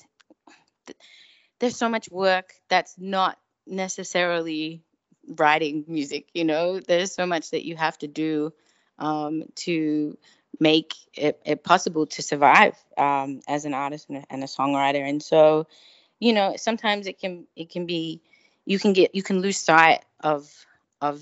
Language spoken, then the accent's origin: English; Melbourne, Victoria, Australia; moved away as an adult; now in Los Angeles, United States; my hometown of Melbourne. Originally, I'm from Melbourne, Australia, now based in LA.